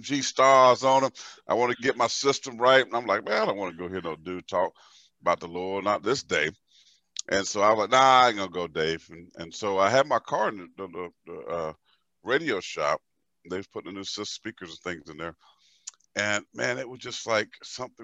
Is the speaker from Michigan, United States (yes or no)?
no; Pageland, South Carolina, United States; growing up in South Carolina, small town, my town is called Pageland